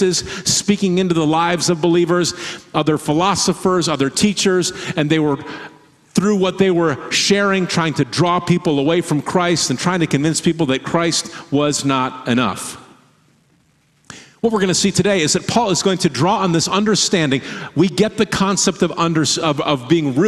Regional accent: Michigan, United States; moved away as an adult; now in Oregon, United States; the state where we grew up in Michigan

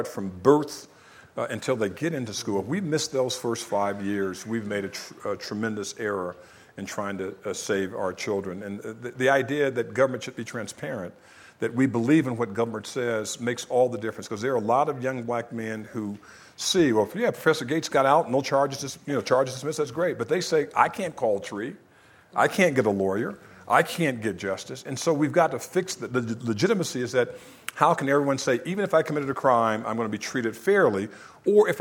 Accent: California, United States; Both Georgia and California's my home state

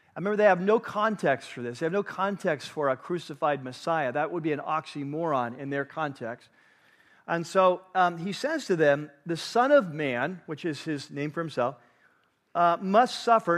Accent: United States; as American Christ followers

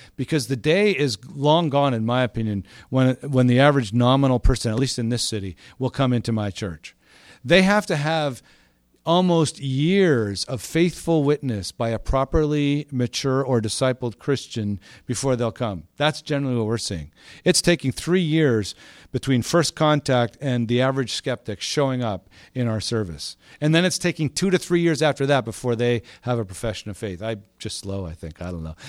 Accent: Montreal, Quebec, Canada; moved away as an adult; also born or lived in Vancouver; now in Toronto, Canada; I grew up in Montreal.

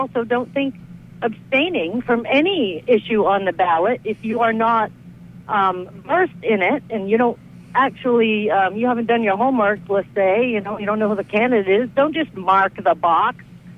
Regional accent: United States; But I'm an American who tells the truth.

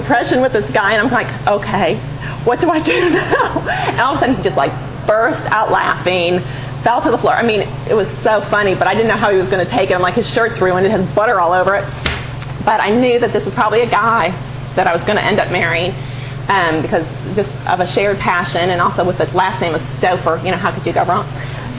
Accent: Chicago, Illinois, United States; I'm from Chicago. And grew up there

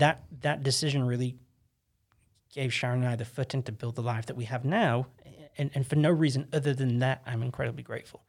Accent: England, United Kingdom; moved away as an adult; now in United States; I'm this English kid

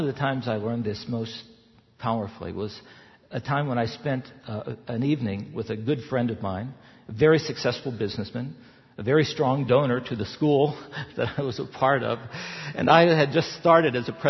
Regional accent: the South, United States; moved away; I grew up in the South.

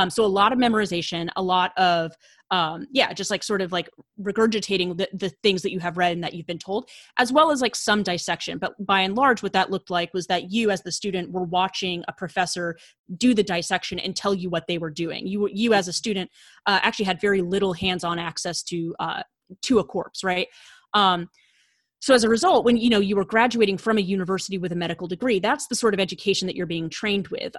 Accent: rural western Maine, United States; moved away as an adult; also born or lived in Washington, D.C.; I'm originally from rural Maine, so out in, like, the western woods of Maine

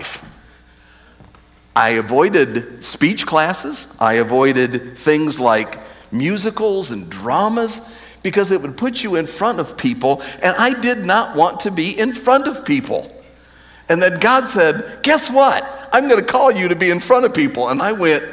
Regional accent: United States; as an American

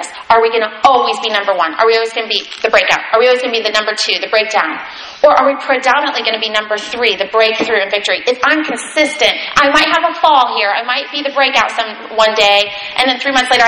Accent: United States; as American Christians here

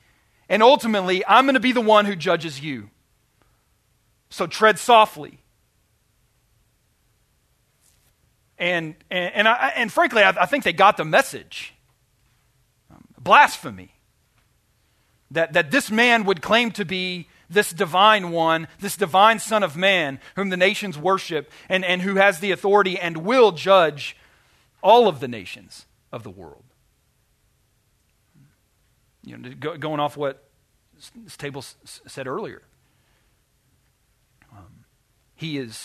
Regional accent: Arkansas, United States; I'm from Arkansas

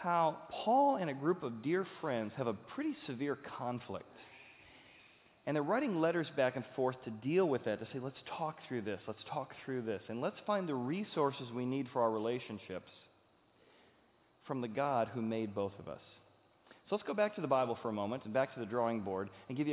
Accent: Cincinnati, Ohio, United States; we're from Cincinnati

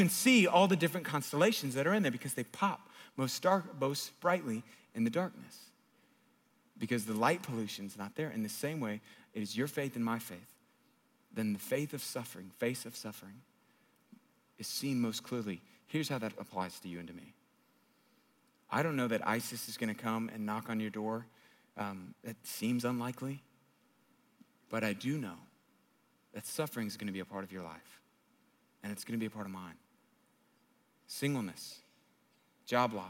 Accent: United States; living in our country

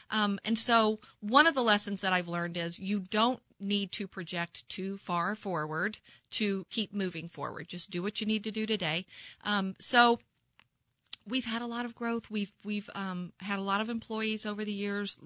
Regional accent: Kansas City, Missouri, United States; I grew up in the Northland

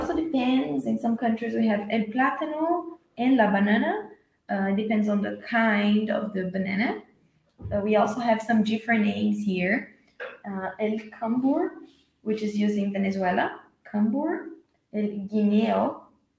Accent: Brazil; I'm from Brazil

